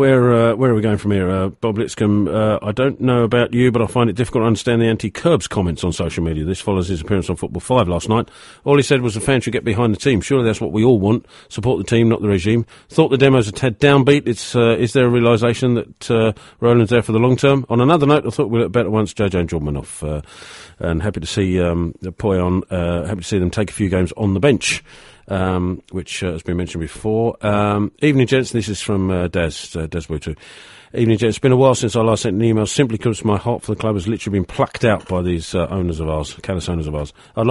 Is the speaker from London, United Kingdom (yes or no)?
yes; Charlton, London, United Kingdom; because I was born in Charlton, I went to school in Charton, it's part of my DNA.